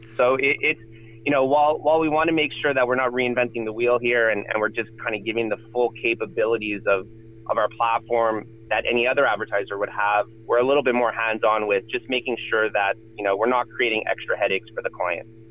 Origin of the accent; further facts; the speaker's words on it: Montreal, Quebec, Canada; I'm originally from Montreal